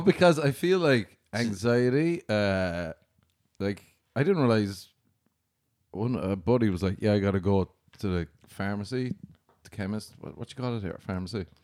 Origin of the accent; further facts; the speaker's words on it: Ireland; moved away; growing up in Ireland